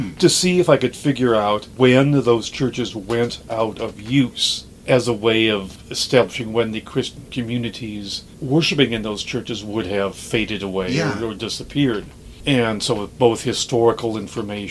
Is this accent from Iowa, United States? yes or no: yes; Dubuque, Iowa, United States; moved away as an adult; also born or lived in Jerusalem / India; Dubuque, Iowa, my hometown.